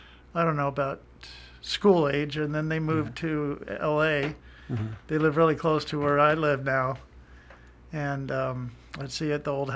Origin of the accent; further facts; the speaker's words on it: Newport Beach, California, United States; it all started on December 9th, 1958 at 8:13 in the morning in Newport Beach, California. Hogue Memorial Hospital